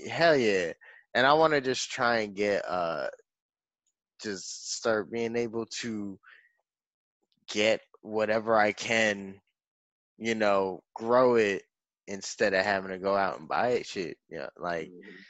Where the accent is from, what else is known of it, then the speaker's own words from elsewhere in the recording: New York, United States; now in Florida, United States; I'm from New York